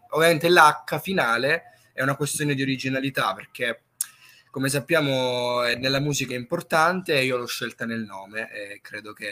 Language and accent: Italian; Crotone, Calabria, Italy; Calabria, sì, sì, sì. E, eh, e, qui nella mia città, nella piccola città di Crotone